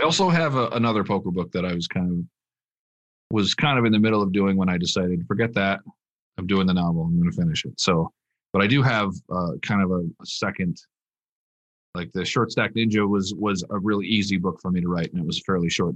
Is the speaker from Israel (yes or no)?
no; Minnesota, United States; moved away as an adult; now in Las Vegas, United States; I'm from Minnesota